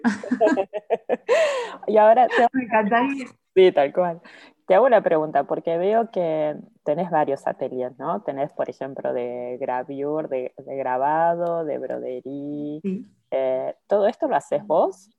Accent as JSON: {"language": "Spanish", "town": "Mar del Plata", "region": "Buenos Aires Province", "country": "Argentina", "moved": "yes", "lives_now": "Paris, France", "said": "soy de Mar del Plata"}